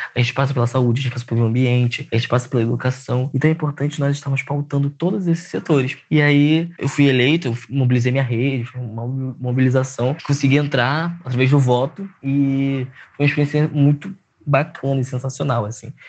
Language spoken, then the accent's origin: Portuguese; Rio de Janeiro, Brazil; eu sou de Campo Grande